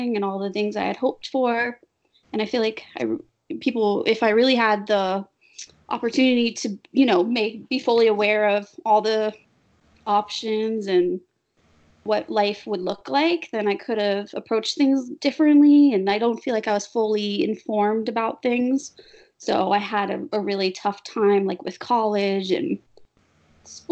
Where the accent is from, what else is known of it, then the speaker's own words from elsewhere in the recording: Boston, Massachusetts, United States; I'm from Boston